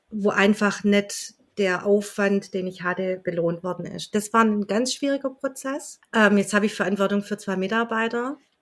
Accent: Welzheim, Baden-Württemberg, Germany; ursprünglich komme ich aus Welsheim, ein ganz kleiner Ort im Welsheimer Wald

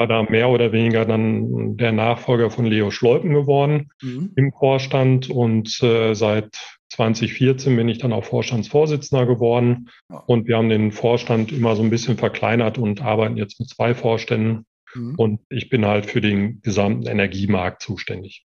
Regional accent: Marl, North Rhine-Westphalia, Germany; also born or lived in Bochum; bin also tatsächlich äh, in Mal aufgewachsen

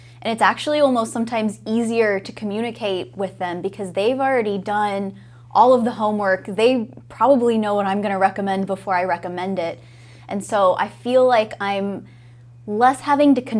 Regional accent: Florida, United States; also born or lived in Ohio / New York; now in Viera, United States; I'm from Florida, I'm a Florida native

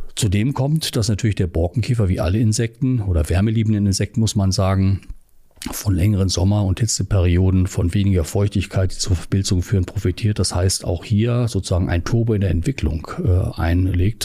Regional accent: Hanover Region, Lower Saxony, Germany; moved away; also born or lived in Göttingen / Northern Germany; Ich komme ursprünglich aus der Region Hannover

